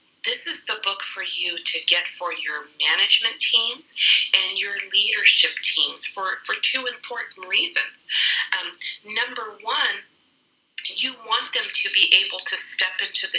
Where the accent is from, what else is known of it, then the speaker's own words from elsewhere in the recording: Colorado Springs, Colorado, United States; I am a Colorado native. I was born and raised in Colorado Springs